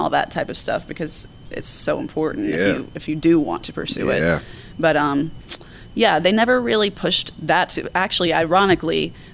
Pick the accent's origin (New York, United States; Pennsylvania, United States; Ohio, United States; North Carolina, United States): North Carolina, United States; Pinehurst; moved away as an adult; now in Charlotte, United States; I moved to Pinehurst, North Carolina when I was about 4 years old